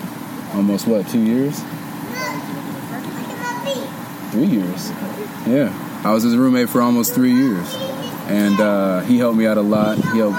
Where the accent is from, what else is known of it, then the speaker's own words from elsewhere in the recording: Dayton, Ohio, United States; I came from Dayton, Ohio.